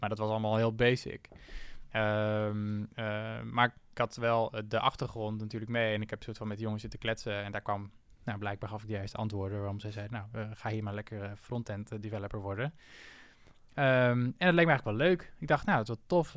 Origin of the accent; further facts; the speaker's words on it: Assen, Drenthe, Netherlands; moved away as an adult; also born or lived in Zwolle; Ik kom uit Assen. En ehm, eh, daar, ben ik, eh, daar ben ik opgegroeid